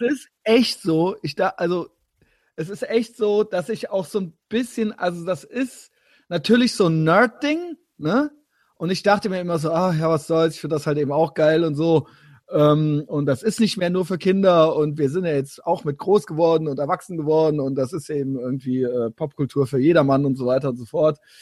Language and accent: German; Koblenz, Rhineland-Palatinate, Germany; moved away; ich komme ja da unten aus dem Spundloch des Rheinlands